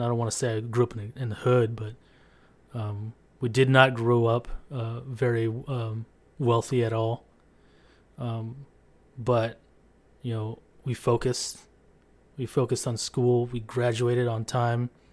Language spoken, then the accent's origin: English; San Diego, California, United States; I grew up in San Diego, California